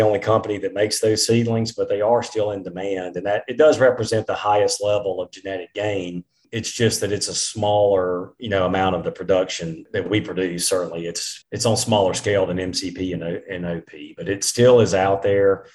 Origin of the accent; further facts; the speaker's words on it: eastern Mississippi, United States; when I was growing up in Mississippi, I on some of our land in eastern Mississippi